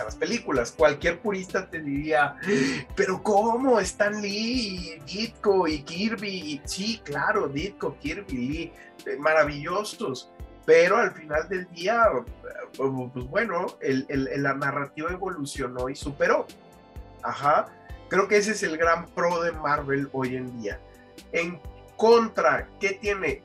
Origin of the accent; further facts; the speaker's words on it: Mexico; nosotros como mexicanos